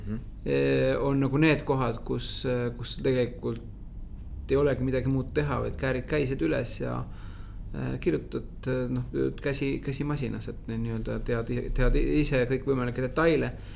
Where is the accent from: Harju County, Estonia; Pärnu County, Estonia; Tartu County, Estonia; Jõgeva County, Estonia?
Harju County, Estonia; Tallinn; Lasnamäel üles kasvanud